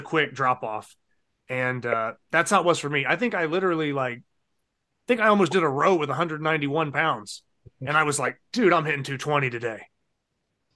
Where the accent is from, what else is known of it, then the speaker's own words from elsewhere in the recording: Ohio, United States; moved away; I'm originally from Ohio, where Jason Dingy's